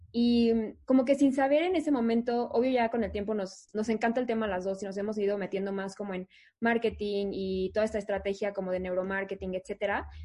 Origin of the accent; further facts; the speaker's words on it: Mexico City, Mexico; yo toda la vida estado en el DF, aquí nací, aquí estudié